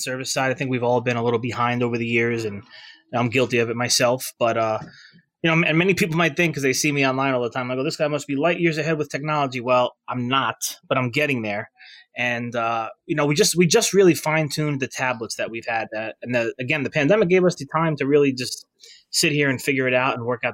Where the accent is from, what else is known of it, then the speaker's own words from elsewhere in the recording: Bayonne, New Jersey, United States; locally here in Bayonne is my hometown. It's where I went to that high school